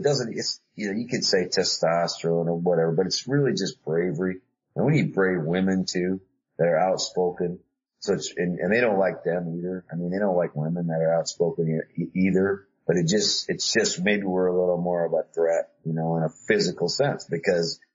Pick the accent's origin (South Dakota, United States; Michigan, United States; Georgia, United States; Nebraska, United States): South Dakota, United States; I grew up in Dakota, South Dakota